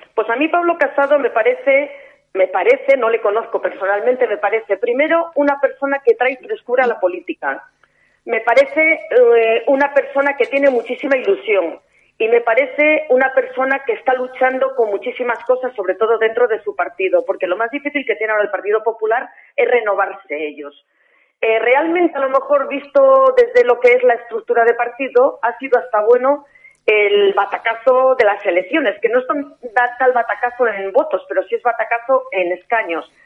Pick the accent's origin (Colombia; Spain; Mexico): Spain; Castile and León; Yo soy leonesa y por tanto es una provincia que conozco un poquito